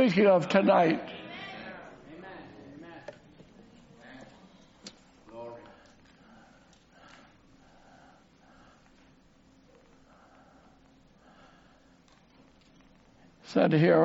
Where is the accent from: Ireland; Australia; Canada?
Canada; I'm just a Canadian up here preaching